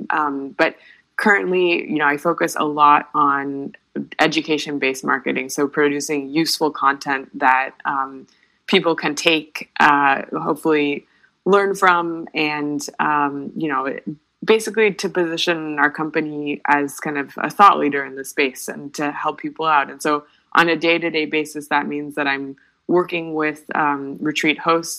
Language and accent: English; United States; as an American